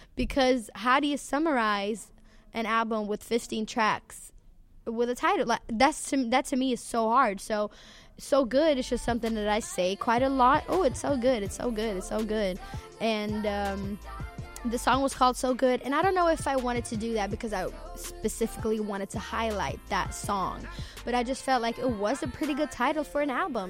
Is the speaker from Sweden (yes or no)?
yes; Sweden; I'm from Sweden